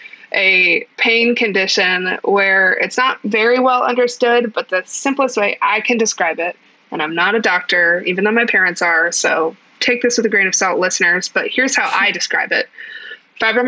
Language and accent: English; United States; I'm technically an American with a disability.